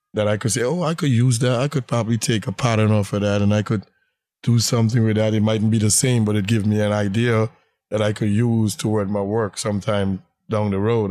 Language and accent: English; Guyana; moved away as an adult; now in Brooklyn, United States; originally, I'm from British Guyana